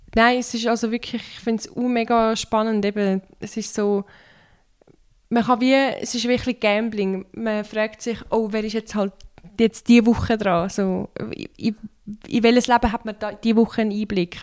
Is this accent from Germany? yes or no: no; Turkey; now in Switzerland; ich bin ja ursprünglich aus der Türkei. Und dort liest man das schon in der Schule